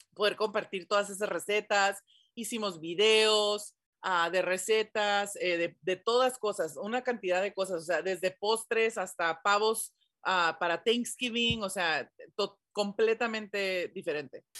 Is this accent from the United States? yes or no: yes; San Diego, California, United States; Y yo crecí aquí en San Diego, en la frontera de lo que es Tijuana